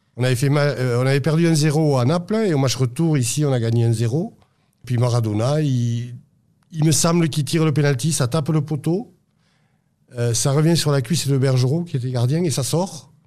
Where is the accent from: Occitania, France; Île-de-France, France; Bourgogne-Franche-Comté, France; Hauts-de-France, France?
Occitania, France; Toulouse; moved away as an adult; now in Aveyron, France; Je suis exilé dans l'Aveyron depuis 30 euh, ans passés, mais je suis toulousain. Je suis né à Toulouse et jusqu'à, jusqu'aux années jusqu'en 90, je, vivais à, à Toulouse.